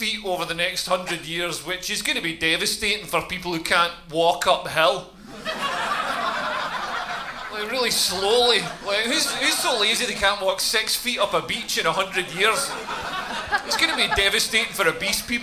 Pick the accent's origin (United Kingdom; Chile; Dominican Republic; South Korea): United Kingdom; Scotland; I'm from Scotland.